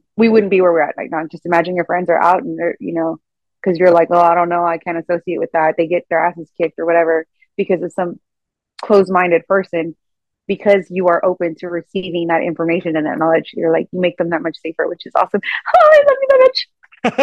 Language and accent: English; Eagle Pass, Texas, United States; moved away as an adult; I went to Eagle Pass, it's my hometown